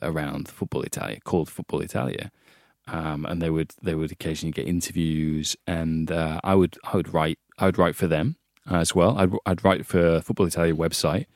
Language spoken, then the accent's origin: English; Hull, Yorkshire and the Humber, United Kingdom; moved away; also born or lived in Italy; I grew up in Hull